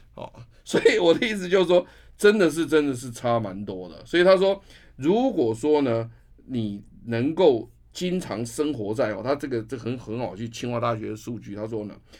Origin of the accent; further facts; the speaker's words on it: Taiwan; 我们台湾人在散步或走路的这个运动里面，最常做的就是公园